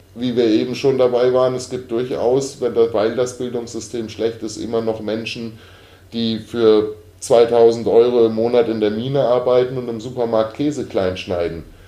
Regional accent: Germany; als Deutsche

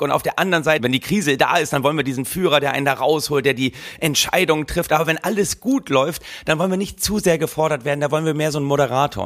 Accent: Germany; als Deutsche

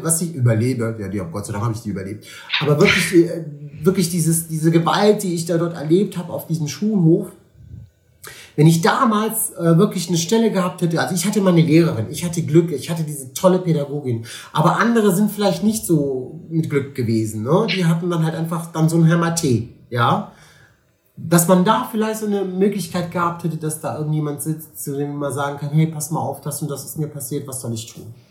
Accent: Cologne, North Rhine-Westphalia, Germany; Ich lebe gerne in Köln und ich lebe auch gerne hier in Deutschland. Ich bin hier geboren, ist meine Heimat.

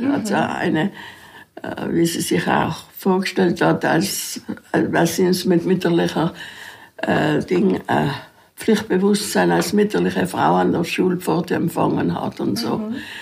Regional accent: South Tyrol, Trentino-Alto Adige, Italy; als Südtiroler die Hauswirtschaftsschulen in Imstadt oder Rot Holz besuchen

